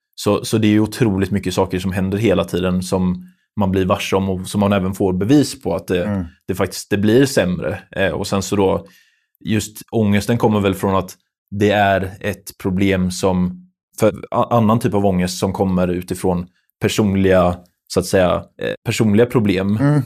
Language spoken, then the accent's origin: Swedish; Lerum, Västra Götaland, Sweden; vi är från Lerum då, eh, båda två